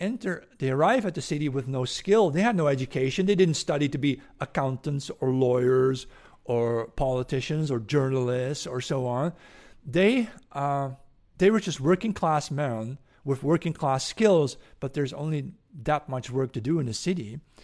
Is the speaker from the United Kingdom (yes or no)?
no; Netherlands; English is a second language; I'm from the Netherlands.